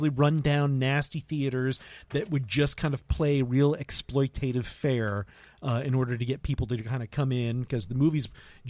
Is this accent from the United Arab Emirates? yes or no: no; Lakeland, Florida, United States; I'm from Polk County.